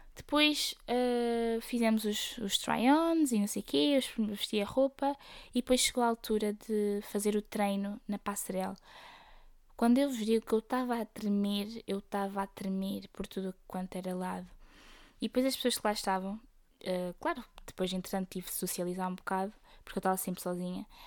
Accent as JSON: {"language": "Portuguese", "town": "Aveiro", "region": "Centro", "country": "Portugal", "said": "eu sou da Aveiro"}